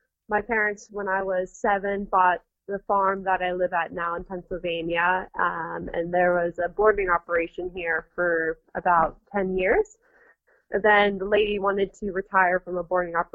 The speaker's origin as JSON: {"language": "English", "country": "Panama", "tie": "born or raised there", "also_born_or_lived": "Nicaragua", "moved": "yes", "lives_now": "United States", "said": "I grew up in Panama, and then my father and us moved back to the United States"}